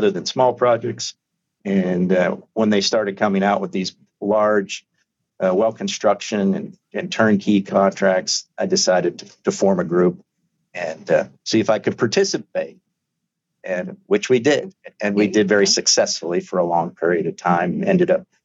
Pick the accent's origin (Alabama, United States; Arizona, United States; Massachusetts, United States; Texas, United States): Arizona, United States; moved away as an adult; also born or lived in Mexico; I'm from Arizona, raised there, went to school there